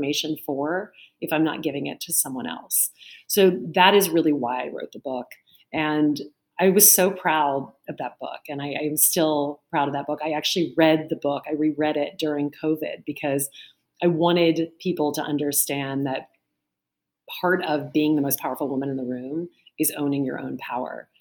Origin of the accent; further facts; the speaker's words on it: Lake Charles, Louisiana, United States; now in New York City, United States; I grew up in Lake Charles, Louisiana.